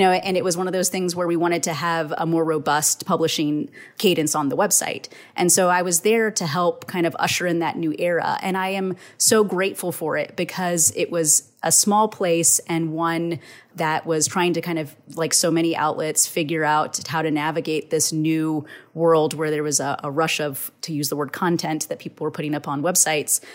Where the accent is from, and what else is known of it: Texas, United States